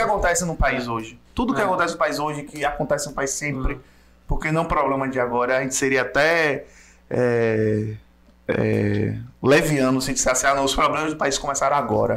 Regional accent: Muritiba, Bahia, Brazil; eu morei a vida toda em Muritiba, nasci e cresci lá

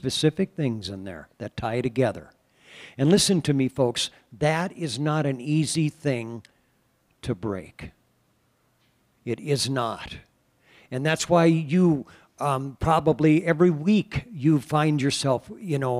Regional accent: Iowa, United States; moved away; I come from Iowa originally

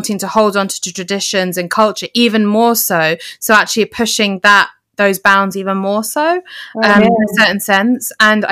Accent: United Kingdom; we're in Britain, and as British Asians

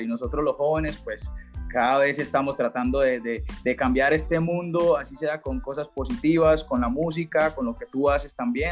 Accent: Cúcuta, Norte de Santander, Colombia; now in Medellín, Colombia; Yo vivo acá en Medellín, yo llevo mucho tiempo viviendo en Medellín, eh, pero yo soy de Cúcuta, yo soy de tierra de norte de Santander, frontera con Venezuela

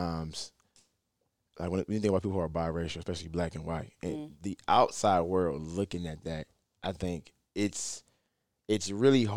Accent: Detroit, Michigan, United States; now in Rochester, United States; I grew up in Detroit

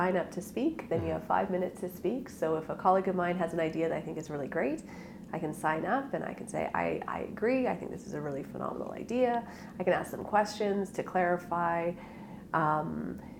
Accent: Edmonton, Alberta, Canada; So I grew up in Rio Terrace in the west end of Edmonton. I lived in the same house from sort of when I was in kindergarten to grade 12

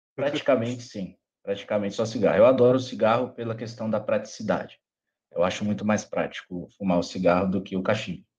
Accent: Luziânia, Goiás, Brazil; now in Brasília, Brazil; sou natural de Lusiânia, Goiás, cidade aqui pertinho de Brasília Hoje eu moro aqui em Brasília

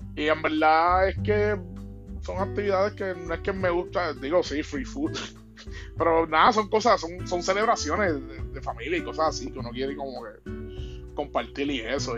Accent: Bayamón, Puerto Rico; Bayamón, mi ciudad natal

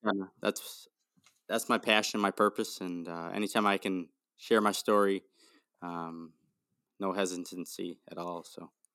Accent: Milwaukee, Wisconsin, United States; I'm from Milwaukee, Wisconsin

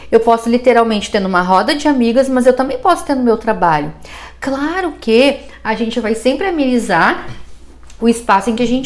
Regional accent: Porto Alegre, Rio Grande do Sul, Brazil; eu, porque eu não sou daqui, né? Eu, eu sou de Porto Alegre, enfim, e morei em várias cidades diferentes.

